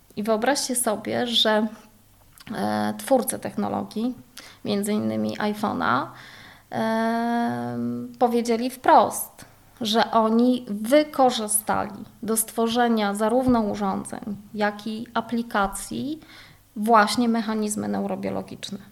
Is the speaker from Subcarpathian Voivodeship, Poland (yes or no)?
no; Poznań, Greater Poland, Poland; ja pochodzę z Poznania